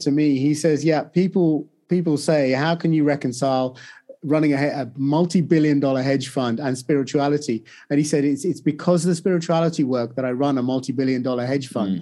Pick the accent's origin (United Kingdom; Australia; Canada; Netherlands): United Kingdom; also born or lived in India; I grew up in the U K